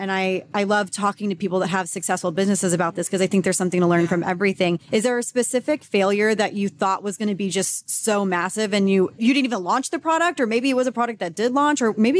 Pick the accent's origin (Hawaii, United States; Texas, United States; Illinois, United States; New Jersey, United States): Texas, United States; I grew up in Texas.